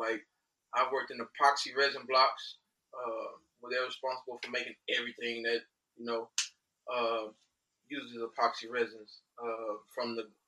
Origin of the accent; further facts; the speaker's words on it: Houston, Texas, United States; also born or lived in Angleton, Texas; I'm from Houston, Texas. Went to school in Houston up to my junior high years. Relocated to Angleton in around 2006. Did my high school years there.